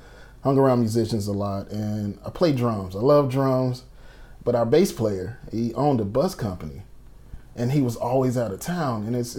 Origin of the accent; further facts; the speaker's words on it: Atlanta, Georgia, United States; Born and raised in Atlanta.